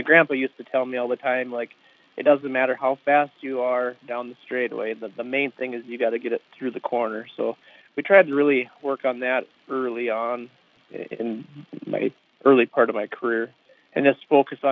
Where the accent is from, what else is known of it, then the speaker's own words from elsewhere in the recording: Alexandria, Minnesota, United States; I grew up in the Alexandria area